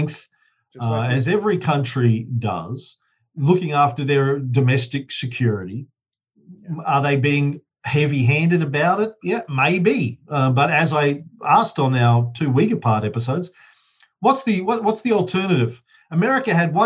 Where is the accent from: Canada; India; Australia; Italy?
Australia; I'm an Aussie